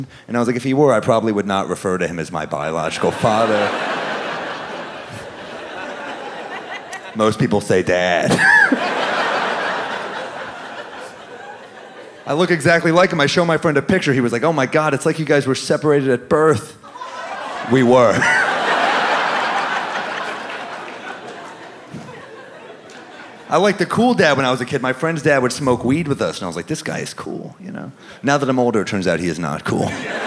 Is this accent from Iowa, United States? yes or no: no; New York, United States; I'm a New Yorker